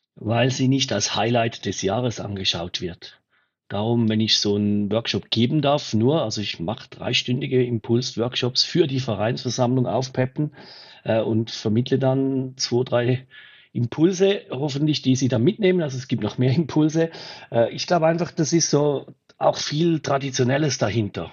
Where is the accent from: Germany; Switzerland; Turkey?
Switzerland; bei uns in der Schweiz